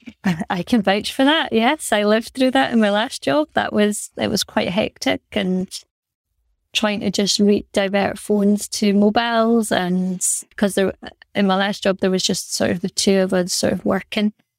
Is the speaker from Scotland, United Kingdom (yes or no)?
yes; Aberdeen, Scotland, United Kingdom; growing up in Aberdeen, in Aberdeen